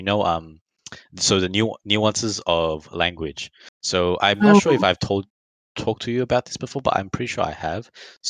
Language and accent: English; Australia; we're Australian.